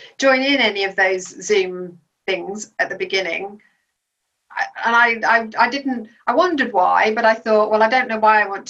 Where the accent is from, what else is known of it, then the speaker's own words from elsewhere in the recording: Belgium; I grew up in Belgium, and so we were very much a strong family unit in a country that we had no other family around us.